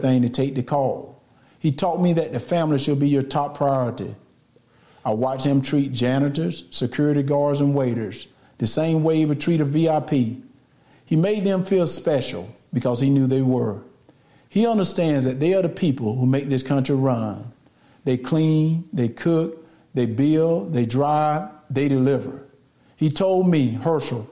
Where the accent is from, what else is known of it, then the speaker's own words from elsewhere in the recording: Deep South, United States; Growing up in the Deep South